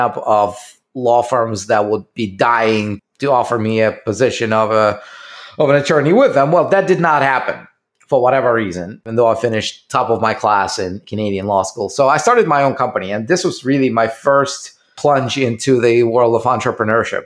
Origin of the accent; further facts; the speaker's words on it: Russia; moved away as an adult; I was still living in Russia. And you can, I don't know if you can guess it by my accent